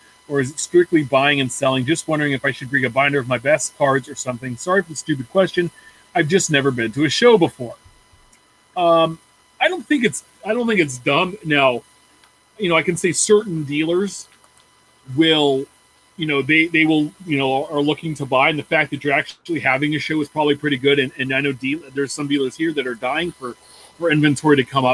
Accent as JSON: {"language": "English", "region": "Midwest", "country": "United States", "tie": "born or raised there", "said": "I grew up in the Midwest"}